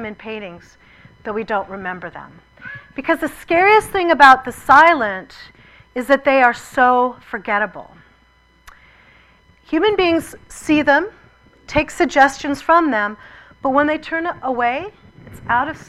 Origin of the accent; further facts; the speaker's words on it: Massachusetts, United States; I was born in Massachusetts